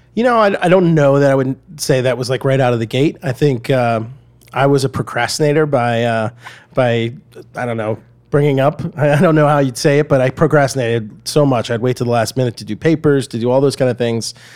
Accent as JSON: {"language": "English", "town": "Atlanta", "region": "Georgia", "country": "United States", "tie": "born or raised there", "also_born_or_lived": "Red Bank, New Jersey / Boston / Evanston, Illinois", "moved": "as an adult", "said": "So I grew up in Atlanta, Georgia. Uh, I was actually born in New Jersey, uh, Red Bank, New Jersey, but it was only there about eight months and, uh, went to Atlanta."}